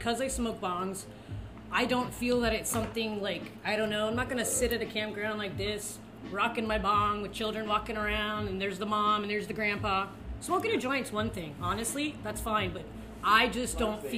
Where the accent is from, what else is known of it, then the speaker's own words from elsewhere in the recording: Brampton, Ontario, Canada; I come from Brampton.